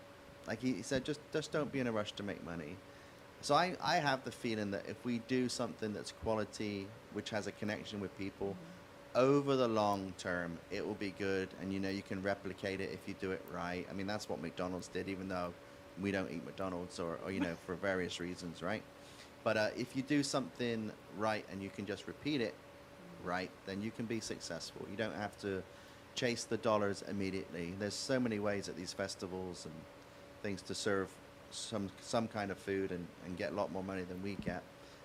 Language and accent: English; England, United Kingdom; So when growing up in England, on a Sunday, I'd go to my grandparents' house